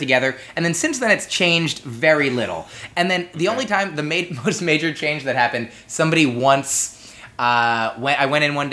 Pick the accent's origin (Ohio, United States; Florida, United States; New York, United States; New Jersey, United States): New Jersey, United States; grew up in New Jersey